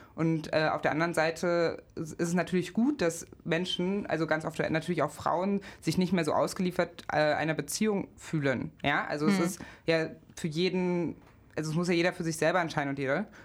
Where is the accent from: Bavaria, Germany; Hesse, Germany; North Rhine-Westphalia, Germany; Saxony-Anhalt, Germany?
Saxony-Anhalt, Germany; Magdeburg; also born or lived in Gardelegen; now in Leipzig, Germany; bin geboren 1990 in Gardelegen in Sachsen-Anhalt, aufgewachsen in Magdeburg